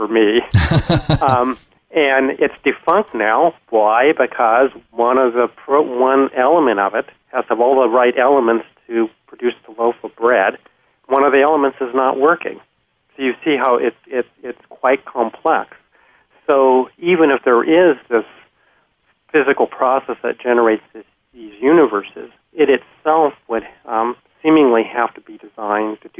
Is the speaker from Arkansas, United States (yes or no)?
no; Washington, United States; I'm from Washington State